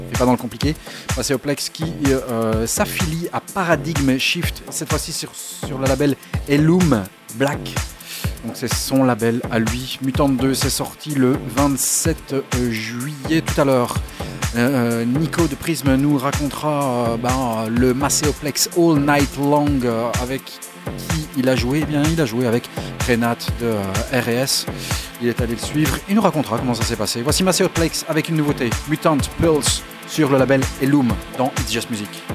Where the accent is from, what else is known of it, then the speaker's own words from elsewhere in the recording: Belgium; On est belge